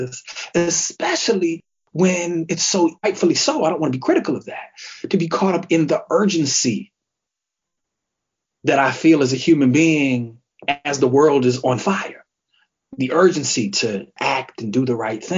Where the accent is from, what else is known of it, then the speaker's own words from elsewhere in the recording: Kalamazoo, Michigan, United States; I'm originally from Kalamazoo, Michigan, which is a small city